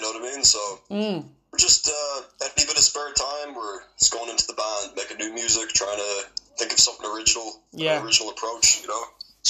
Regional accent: Galway, Connacht, Ireland; accent: weird accent; also born or lived in United States; I grew up in the States till I was about 10. Oh. And, moved over to Ireland, so I've kind of a weird accent.

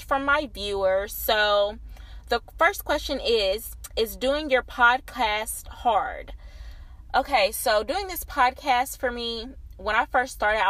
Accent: small town outside Nashville, Tennessee, United States; I am from a small town on the outskirts of Nashville. It's a little country town, probably about 25-30 minutes away from Nashville

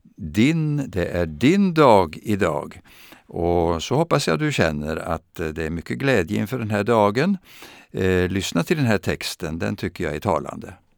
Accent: Vadstena, Östergötland, Sweden; jag växte upp i Östergötland och i den lilla staden Vadstena

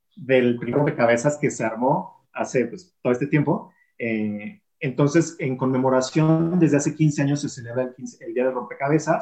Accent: Mexico; Yo soy mexicano

